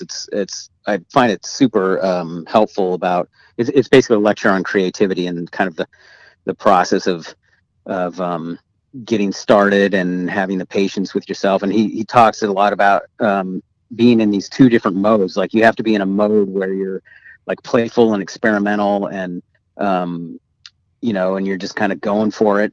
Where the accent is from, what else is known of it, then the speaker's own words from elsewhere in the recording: Eureka, California, United States; we grew up in in Eureka um, in Humboldt County